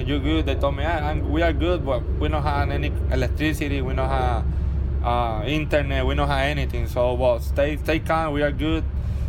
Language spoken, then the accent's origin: English; Puerto Rico; born or raised there; moved away as an adult